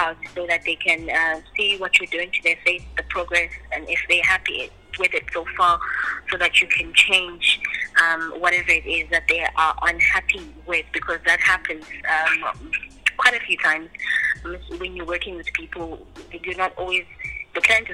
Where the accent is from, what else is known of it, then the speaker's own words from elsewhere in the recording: Nongoma, KwaZulu-Natal, South Africa; moved away; I grew up in Mwenongoma, Gwalindizwe, at a village called Gwalindizwe.